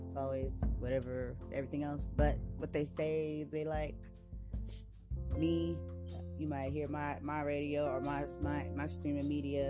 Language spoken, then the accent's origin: English; San Diego, California, United States; So I'm from the West Coast, so I'm living right here, lovely California, West Coast, okay, from San Diego